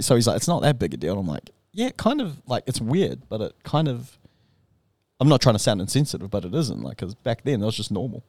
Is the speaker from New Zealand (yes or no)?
yes; New Zealand; moved away; growing up in New Zealand